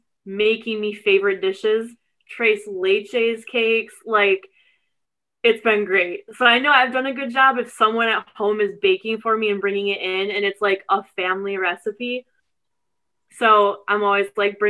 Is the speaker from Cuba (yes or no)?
no; North Rose, New York, United States; I grew up in a rural district about 45 minutes east of Rochester. It's in Wayne County. It's called North Rose Wolcott